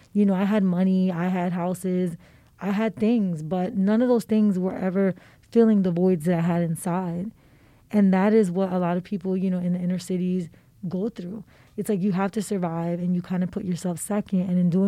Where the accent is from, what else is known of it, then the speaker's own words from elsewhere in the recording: Philadelphia, Pennsylvania, United States; I grew up in the Badlands.